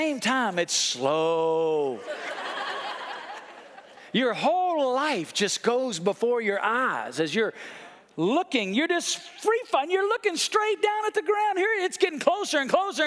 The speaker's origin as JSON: {"language": "English", "country": "United States", "tie": "born or raised there", "also_born_or_lived": "Colorado/Utah", "moved": "as an adult", "said": "When I grew up in the East Coast in the Smoky Mountains"}